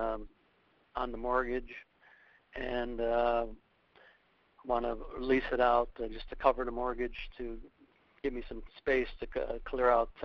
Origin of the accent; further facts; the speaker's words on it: Wisconsin, United States; now in Tampa, United States; I'm from Wisconsin, but I'm calling you from Tampa, Florida.